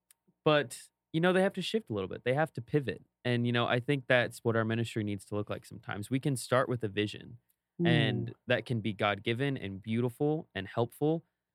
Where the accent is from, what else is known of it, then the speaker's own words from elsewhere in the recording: Maryland, United States; So I grew up on the East Coast. In Maryland, it's a thing you do.